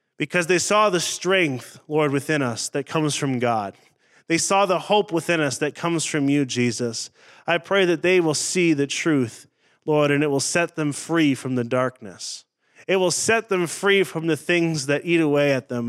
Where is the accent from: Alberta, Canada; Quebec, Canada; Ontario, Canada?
Ontario, Canada; Northern; moved away; also born or lived in Saskatchewan; I grew up in Northern Ontario in the bush